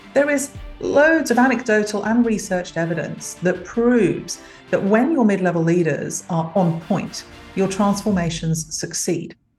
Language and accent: English; London, United Kingdom; also born or lived in Africa / Middle East / Europe; now in Australia; I'm a Londoner by birth. Uh, come from a very big West London family. And uh, came to Australia via Africa and the Middle East and Europe